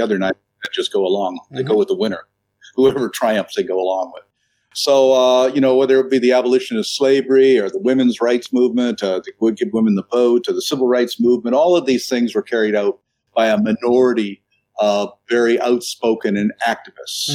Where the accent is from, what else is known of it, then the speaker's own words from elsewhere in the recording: New Brunswick, Canada; moved away; also born or lived in Toronto, Canada / Vancouver, Canada; I was I was born in Toronto, but I was raised in a fishing village in uh, New Brunswick.